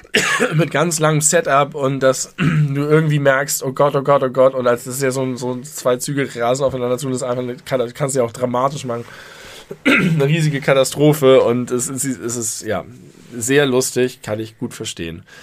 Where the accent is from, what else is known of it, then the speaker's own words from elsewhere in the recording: Hamburg, Germany; ich komme aus Hamburg